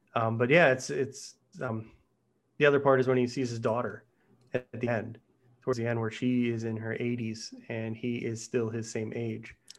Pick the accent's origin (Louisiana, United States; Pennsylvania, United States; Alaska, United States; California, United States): Pennsylvania, United States; Pittsburgh; growing up in Pittsburgh